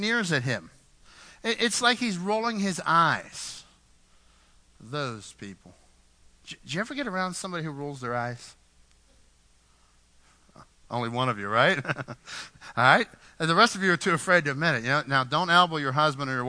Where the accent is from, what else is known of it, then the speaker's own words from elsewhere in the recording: Pittsburgh, Pennsylvania, United States; When I grew up in Pittsburgh, you know, when I started coming to the church from Pittsburgh